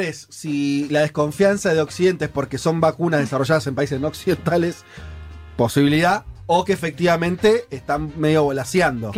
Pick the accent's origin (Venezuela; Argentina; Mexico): Argentina